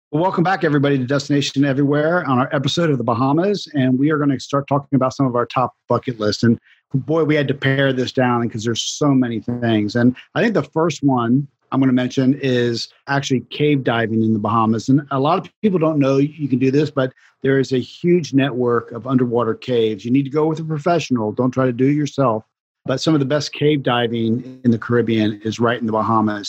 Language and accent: English; Florida, United States; I grew up in Florida